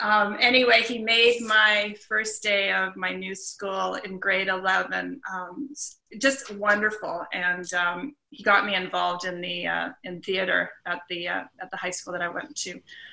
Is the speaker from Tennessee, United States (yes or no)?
yes; Memphis, Tennessee, United States; moved away; also born or lived in Canada; I was up in Canada, up at our cottage, and I grew up down in Memphis.